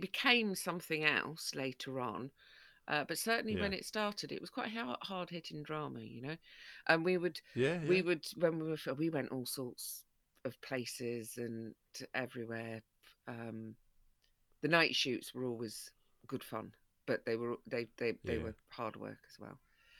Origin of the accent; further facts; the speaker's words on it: Broxtowe, East Midlands, United Kingdom; that's part of why I became patron of Broxtowe Women's Project, is because it's my hometown where I grew up.